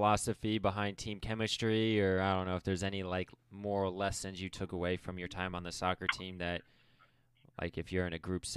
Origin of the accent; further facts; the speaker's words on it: Akron, Ohio, United States; moved away; I'm from Akron